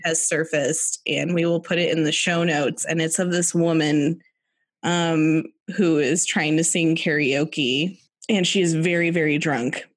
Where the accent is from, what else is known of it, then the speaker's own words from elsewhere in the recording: United States; as an American